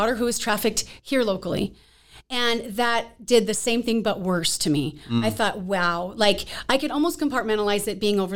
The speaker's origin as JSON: {"language": "English", "country": "United States", "said": "I'm a teacher from the States"}